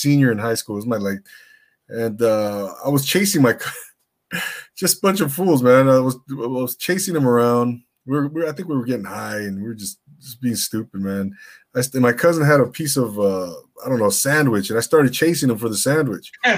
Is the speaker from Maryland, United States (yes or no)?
no; Inland Empire, California, United States; I grew up in the Inland Empire